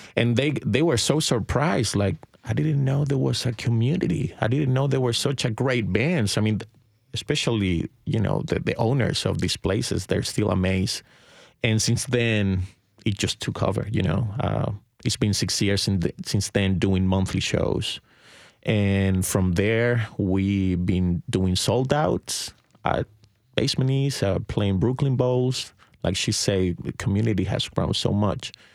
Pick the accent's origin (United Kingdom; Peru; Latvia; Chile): Chile; now in Nashville, United States; I'm from Chile, and I, and I moved to the States in two thousand five